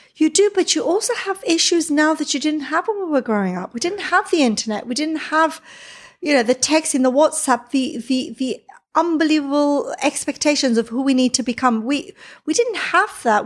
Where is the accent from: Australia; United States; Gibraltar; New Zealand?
Gibraltar; moved away as an adult; also born or lived in Israel; now in London, United Kingdom; So I'm from Gibraltar, lived in Israel for three years. I came to live in London initially